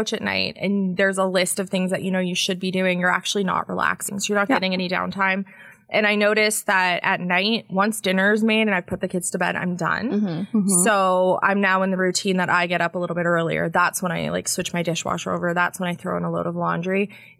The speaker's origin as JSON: {"language": "English", "town": "Barrie", "region": "Ontario", "country": "Canada", "tie": "born there", "also_born_or_lived": "Winnipeg / British Columbia", "said": "Yeah, I was born in Barrie, and then we did a lot of moves across the country. So we spent some time in Winnipeg, and then out in BC, and then back to Winnipeg, and then back to Ontario."}